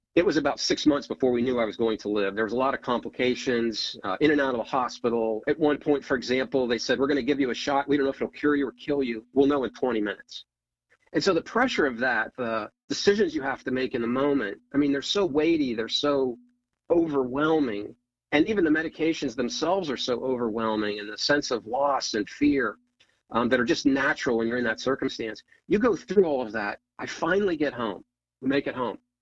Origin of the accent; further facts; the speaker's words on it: Ohio, United States; moved away as an adult; now in Northern Virginia, United States; so I grew up in Ohio, small town, four sisters